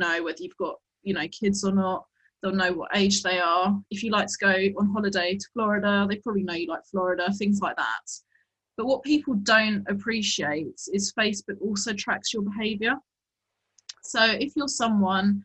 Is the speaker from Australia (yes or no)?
no; England, United Kingdom